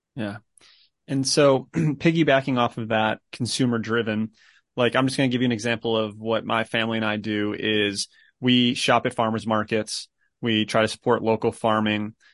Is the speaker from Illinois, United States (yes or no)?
yes; Chicago, Illinois, United States; moved away; I'm from Chicago originally